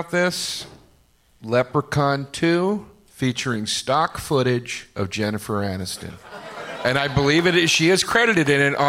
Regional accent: Philadelphia, Pennsylvania, United States; Yeah, we're both from Philly.

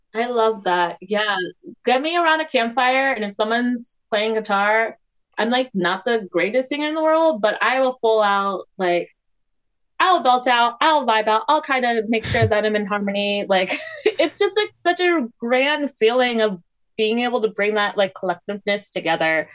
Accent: Maryland and DC, United States; also born or lived in Washington, D.C.; I grew up in Maryland and DC

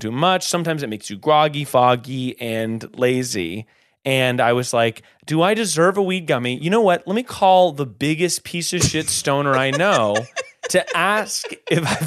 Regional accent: North Carolina, United States; Born and bred in North Carolina

